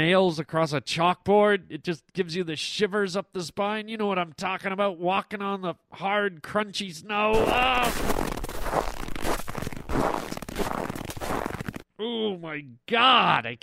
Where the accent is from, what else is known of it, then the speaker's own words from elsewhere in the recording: Canada; now in California, United States; growing up in Canada